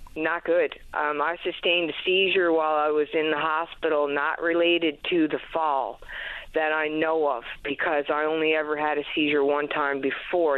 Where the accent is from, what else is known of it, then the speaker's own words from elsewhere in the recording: Happy Valley-Goose Bay, Newfoundland and Labrador, Canada; moved away as an adult; now in St. John's, Canada; my hometown, Happy Valley Goose Bay